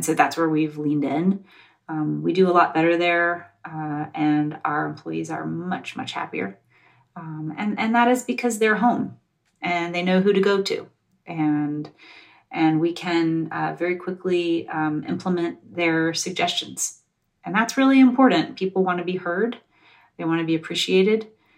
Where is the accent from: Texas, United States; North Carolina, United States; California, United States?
North Carolina, United States; also born or lived in Georgia; So I'm from the South. I was born in Georgia and I grew up in North Carolina.